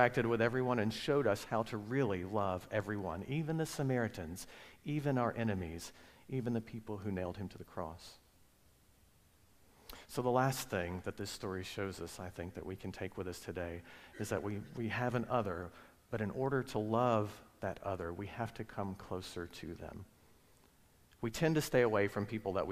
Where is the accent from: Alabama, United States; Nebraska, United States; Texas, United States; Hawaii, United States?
Alabama, United States; moved away; also born or lived in Virginia; I grew up in Alabama